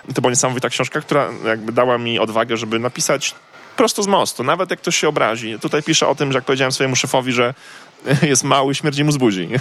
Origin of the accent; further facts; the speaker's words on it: Koszalin, West Pomeranian Voivodeship, Poland; moved away; also born or lived in Poznań; Ja pochodzę z Koszalina